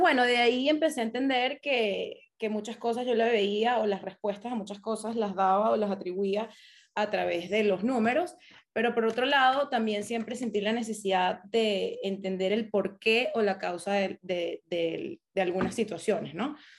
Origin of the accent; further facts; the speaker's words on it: Caracas, Capital District, Venezuela; moved away; crecí toda mi vida en Caracas.